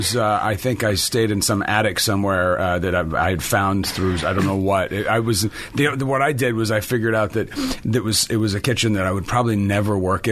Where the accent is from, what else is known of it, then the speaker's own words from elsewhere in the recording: Milan, Lombardy, Italy; born there; also born or lived in France / Genoa, Italy / Rome, Italy; I was I was much farther east. I was born in Milan. I was born in Italy.